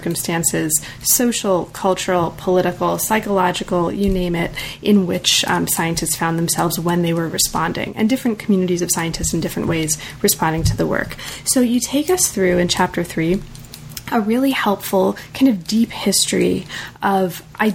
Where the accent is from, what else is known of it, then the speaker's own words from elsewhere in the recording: United States; I'm very American